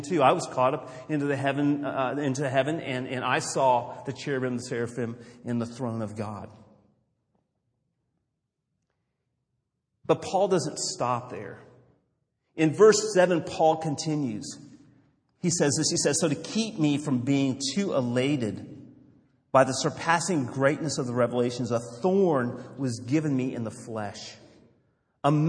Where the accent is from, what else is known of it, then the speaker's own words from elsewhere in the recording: Los Angeles, California, United States; I grew up in Los Angeles in the 70s